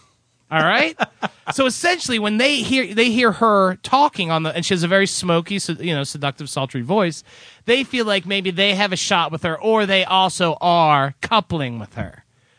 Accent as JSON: {"language": "English", "town": "Baltimore", "region": "Maryland", "country": "United States", "tie": "born or raised there", "moved": "yes", "said": "Baltimore. My old hometown."}